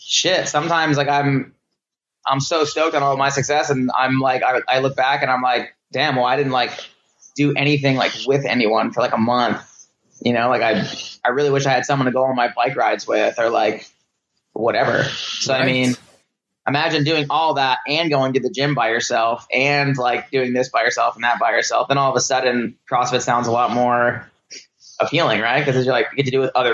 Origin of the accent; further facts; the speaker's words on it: New Jersey, United States; I'm from the East Coast, from New Jersey